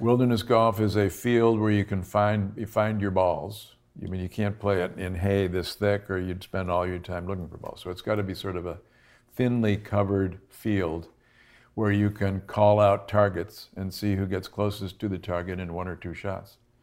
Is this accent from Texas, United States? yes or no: no; Buffalo, New York, United States; I'm from Buffalo